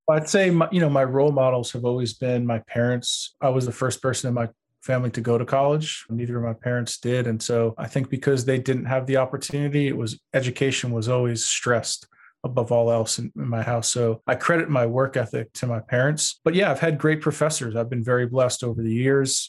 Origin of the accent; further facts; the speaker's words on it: Long Beach, New York, United States; moved away; I grew up in Long Beach, New York